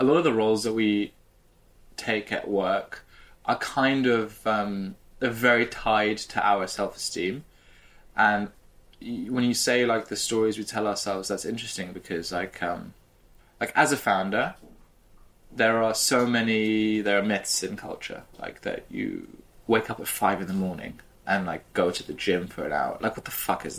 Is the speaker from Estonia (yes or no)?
no; United Kingdom; I'm British